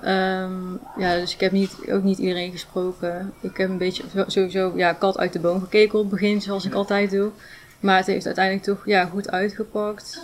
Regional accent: Ulvenhout, North Brabant, Netherlands; moved away as an adult; now in Rijen, Netherlands; Ik kom uit, oorspronkelijk uit Ilvoud, dichtbij Breda in de buurt

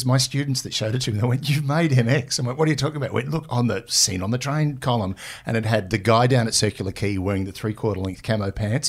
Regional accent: Australia; I'm an Australian. Okay. I'm a journalist.

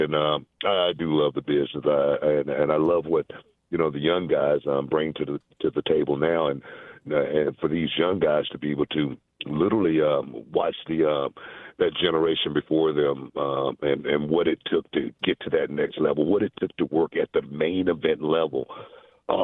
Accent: Houston, Texas, United States; also born or lived in Louisiana; I grew up in Houston

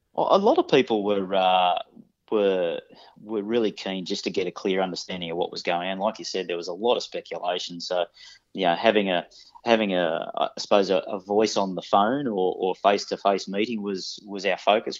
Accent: Sydney, New South Wales, Australia; moved away as an adult; also born or lived in Queensland; I grew up in Western Sydney

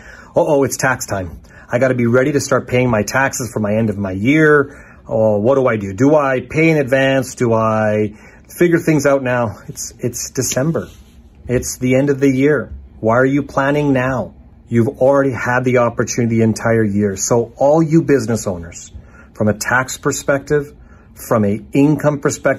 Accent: Calgary, Alberta, Canada; here in my hometown of Calgary, Alberta

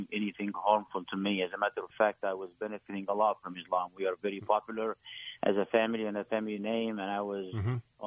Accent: Egypt; moved away; I grew up in a in Egypt

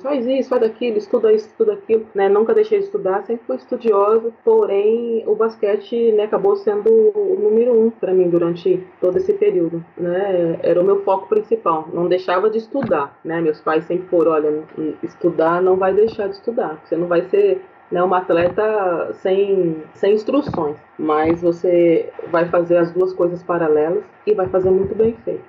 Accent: Santo André, São Paulo, Brazil; aqui em Santo, em Santo André, na cidade onde eu nasci

